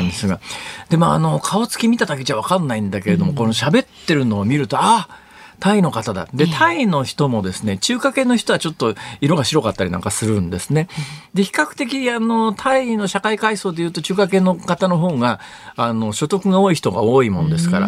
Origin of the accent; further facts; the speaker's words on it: Saitama, Japan; 北関東とか私があの子供の時育った埼玉県とかのあたりは結構土着の人たくさんいましたけどね